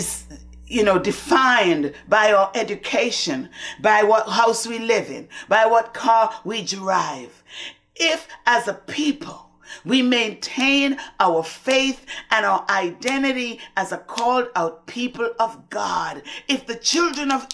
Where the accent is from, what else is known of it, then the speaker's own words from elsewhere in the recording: Antigua & Barbuda; I grew up in the Methodist Church in Antigua